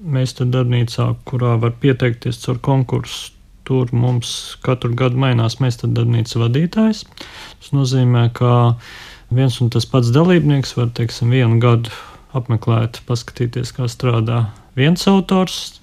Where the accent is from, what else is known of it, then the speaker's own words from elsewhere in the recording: Jēkabpils, Latvia; es pats arī no Jēkabils biju